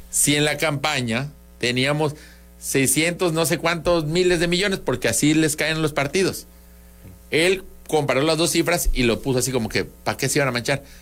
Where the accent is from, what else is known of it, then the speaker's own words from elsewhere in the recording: Tabasco, Mexico; accent: Tabasco; en siete años por fin, alguien creyó que soy de México. No puedo creerlo, gente. Es mi acento de Tabasco.